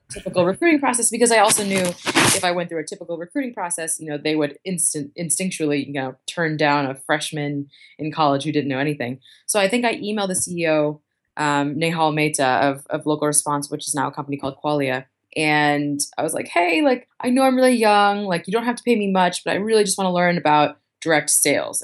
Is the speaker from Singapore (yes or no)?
no; Boston, Massachusetts, United States; moved away as an adult; also born or lived in New York City; now in Dublin, Ireland; I'm originally from Boston, um, but I call New York City home.